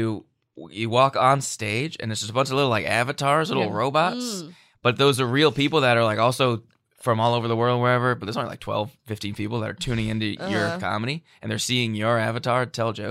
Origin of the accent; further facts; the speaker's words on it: Seekonk, Massachusetts, United States; now in Los Angeles, United States; I'm from Seekonk